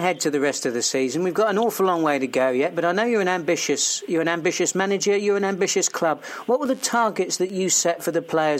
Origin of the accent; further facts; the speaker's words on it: Portsmouth, South East England, United Kingdom; also born or lived in Melksham; my hometown of Portsmouth.